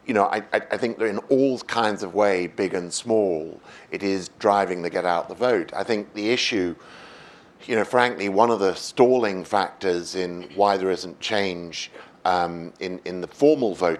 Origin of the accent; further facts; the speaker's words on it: United Kingdom; as a Brit